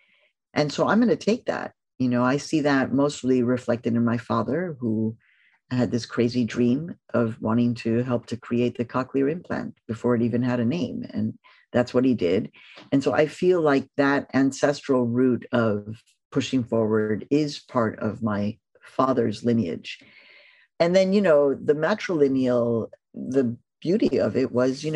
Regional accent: Mexico; moved away; all of my cousins that I grew up with in Mexico

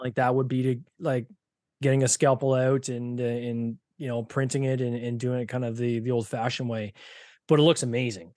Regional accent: Canada; Two Canucks

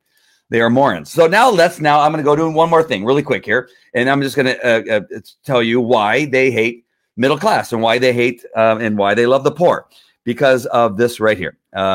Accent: United States; she's mad at me as an American

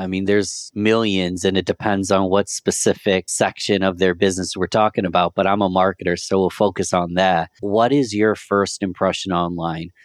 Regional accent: Rochester, New York, United States; I'm from Rochester, New York

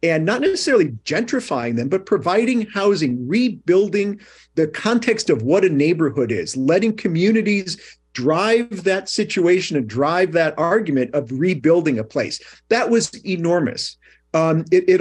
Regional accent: Chicago, Illinois, United States; moved away as an adult; now in New York, United States; I grew up in Chicago. I moved here when I was 18.

